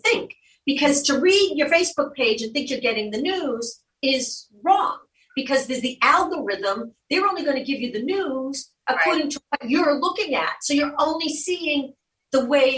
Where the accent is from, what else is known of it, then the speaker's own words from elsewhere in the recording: Boston, Massachusetts, United States; moved away; also born or lived in Cape Cod; I'm from Dorchester. My family, my mother, the whole family's from Southie